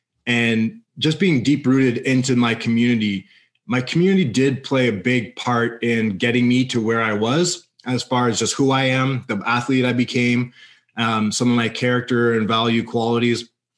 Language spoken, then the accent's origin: English; Canada; if I'm a kid from Blackburn